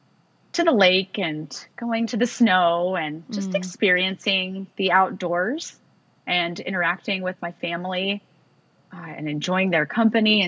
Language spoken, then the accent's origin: English; California, United States; growing up in California affords you the chance to be outside a lot